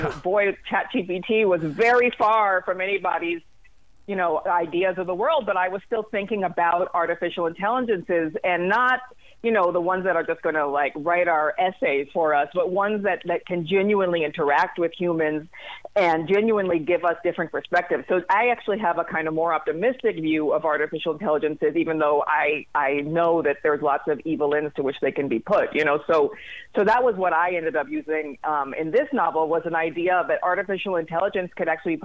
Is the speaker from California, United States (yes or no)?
no; Washington, District of Columbia, United States; I grew up in Washington, D.C.